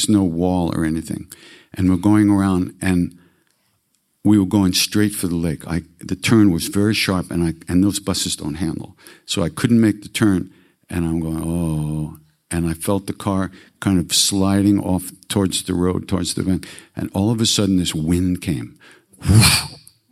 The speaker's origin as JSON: {"language": "English", "region": "New York", "country": "United States", "said": "I'm a depressor from New York"}